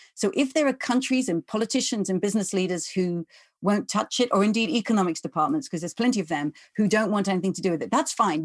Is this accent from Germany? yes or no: no; England, United Kingdom; I'm English or I'm from the UK